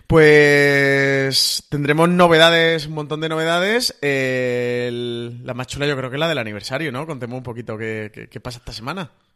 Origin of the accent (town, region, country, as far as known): Spain